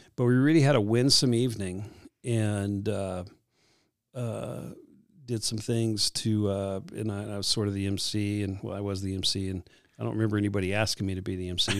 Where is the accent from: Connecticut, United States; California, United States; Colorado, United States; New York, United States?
California, United States; Southern; growing up in Southern California